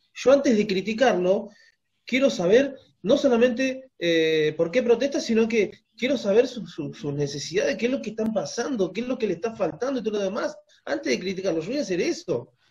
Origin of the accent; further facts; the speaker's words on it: Argentina; somos argentinos, tenemos la misma cultura